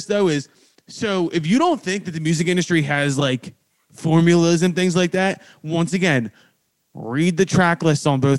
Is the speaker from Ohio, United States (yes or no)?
no; Philadelphia, Pennsylvania, United States; my hometown of Philadelphia.